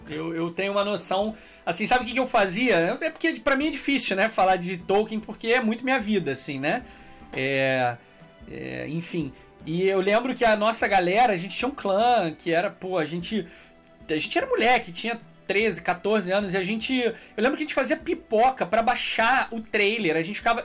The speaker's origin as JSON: {"language": "Portuguese", "town": "Petrópolis", "region": "Rio de Janeiro", "country": "Brazil", "tie": "born or raised there", "said": "Eu fui criado em Petrópolis"}